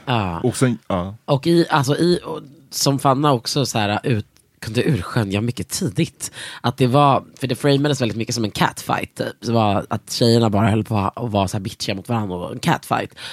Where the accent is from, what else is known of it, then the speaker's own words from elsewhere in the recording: Sweden; oss jävla svennar i, sitter i Norden